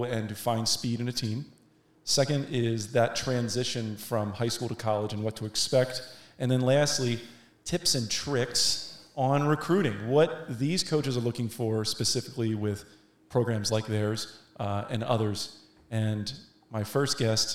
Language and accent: English; Washington, District of Columbia, United States; I'm finally here in D.C.